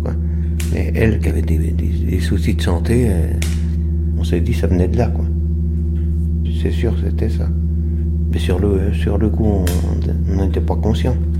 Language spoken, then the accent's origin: French; La Grande-Verrière, Bourgogne-Franche-Comté, France; also born or lived in Autun / Dijon; Je suis né à Autun, mais j'ai grandi ici, à à côté, au crotomenière Grande-Verrière, dans le Morand